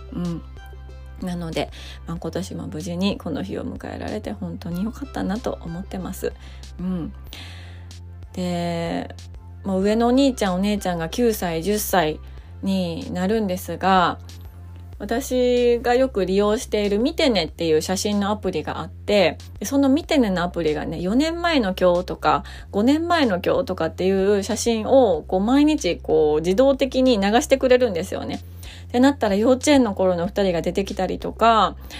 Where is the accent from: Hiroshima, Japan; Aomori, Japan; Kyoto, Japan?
Kyoto, Japan; 京都出身ではあるんですけど